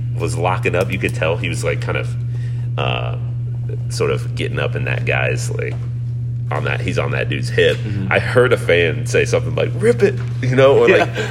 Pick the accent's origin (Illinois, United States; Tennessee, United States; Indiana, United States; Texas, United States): Indiana, United States; Terre Haute; also born or lived in West Lafayette, Indiana; I grew up in Terre Haute, Indiana